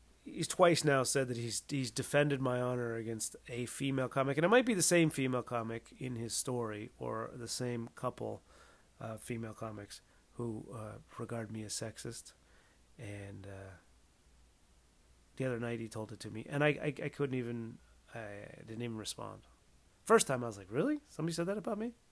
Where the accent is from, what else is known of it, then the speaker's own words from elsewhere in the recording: West Coast, United States; I'm from the West Coast, so, where I grew up